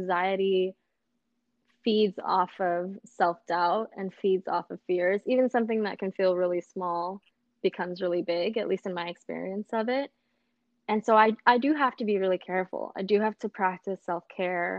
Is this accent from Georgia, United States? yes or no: no; Los Angeles, California, United States; growing up in South Central Los Angeles